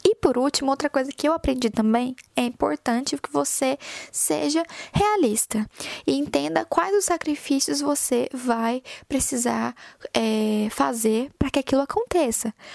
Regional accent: Goiânia, Goiás, Brazil; moved away as an adult; now in Ireland; eu saí de Goiânia, lá do meio do Brasil, lá no meio de Goiás

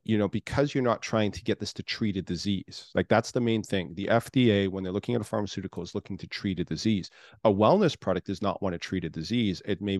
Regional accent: Canada; now in United States; originally I'm from Canada. I've lived all over the world.

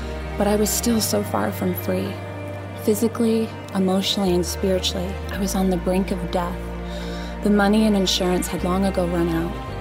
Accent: Euclid, Ohio, United States; my story begins in Euclid, Ohio

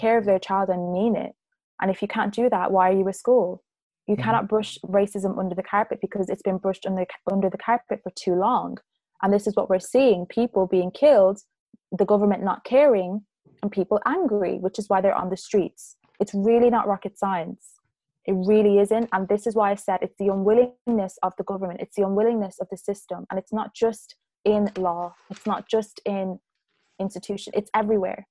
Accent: Ireland; growing up in Ireland

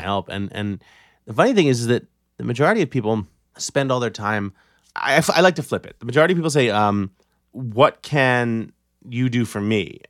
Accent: New York City, New York, United States; born and raised in New York City, public school kid

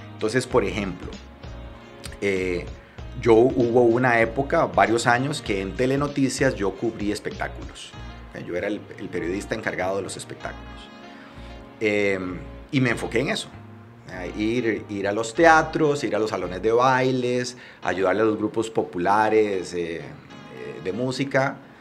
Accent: Liberia, Guanacaste, Costa Rica; moved away as an adult; also born or lived in San José, Costa Rica; yo soy de Liberia, Mi papá trabajaba en el hospital de Liberia, mi mamá era maestra de kinder

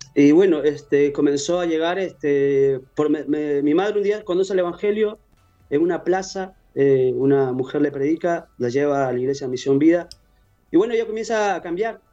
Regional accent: Peru; accent: Peruvian; now in Uruguay; Soy peruano

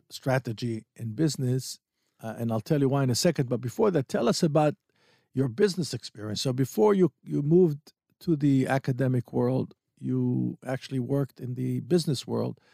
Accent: Tel Aviv, Tel Aviv District, Israel; also born or lived in Ramat Gan; I was born in Asuta in Tel Aviv.

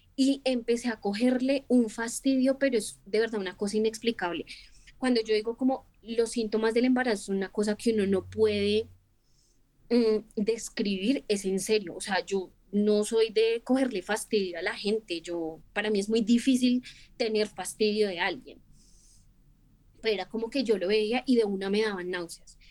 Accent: Bogotá, Colombia

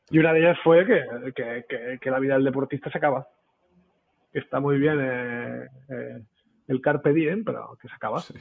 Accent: Catalonia, Spain; siempre soy catalán

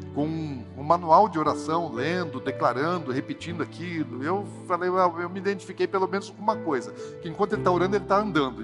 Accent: Brazil; Nós somos brasileiros

